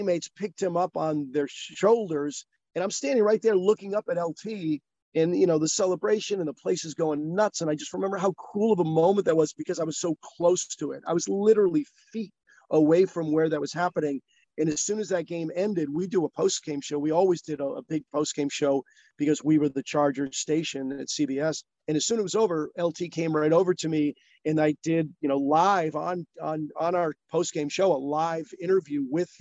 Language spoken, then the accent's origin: English; Massachusetts, United States; moved away as an adult; also born or lived in Syracuse, New York / Florida / Texas; now in Southern California, United States; I grew up in Massachusetts and, you know, spent the first 17 years of my life there.